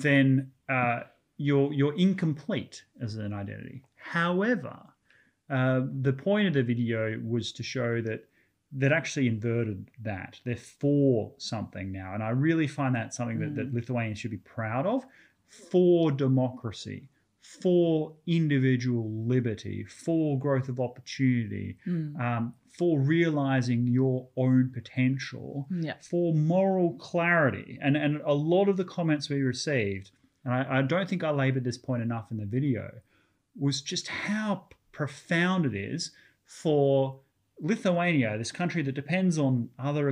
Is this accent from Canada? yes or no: no; Australia; I'm an Australian, so I barely speak English